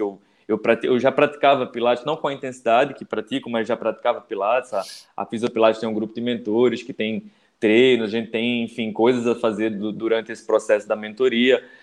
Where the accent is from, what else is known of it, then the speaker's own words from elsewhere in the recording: Recife, Pernambuco, Brazil; eu sou de Recife